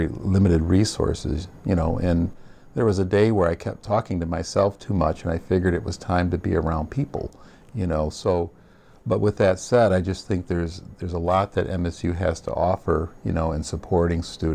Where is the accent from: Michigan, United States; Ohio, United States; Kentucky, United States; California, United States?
Michigan, United States; Bay City; I'm a Michigander by birth. I grew up in Bay City, Michigan